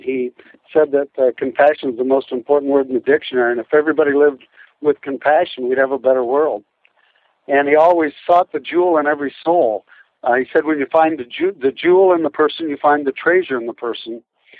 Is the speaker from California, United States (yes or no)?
no; Burlington, Iowa, United States; also born or lived in Nebraska; I'm from Iowa. I was born in Burlington and lived in Nebraska for a lot of years, and now I'm a school superintendent in Iowa.